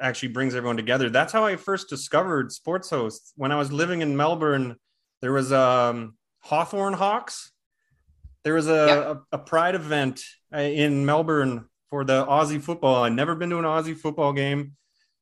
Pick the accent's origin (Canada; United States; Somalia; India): Canada; the West, Western Canada; I'm from the West